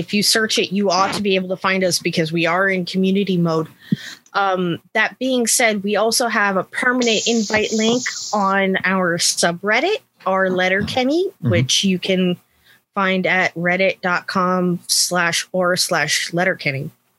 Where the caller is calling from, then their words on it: California, United States; I am joining you from the San Francisco Bay Area.